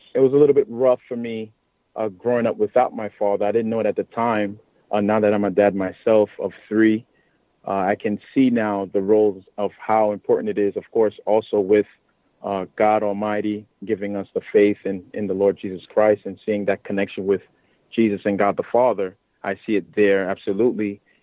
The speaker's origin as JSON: {"language": "English", "town": "New York City", "region": "New York", "country": "United States", "tie": "born or raised there", "said": "born and raised in Brooklyn, New York."}